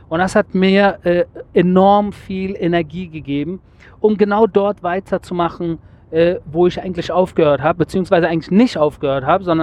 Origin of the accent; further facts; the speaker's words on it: Germany; now in Israel; aus Israel mit Blick zurück in meine alte Heimat Deutschland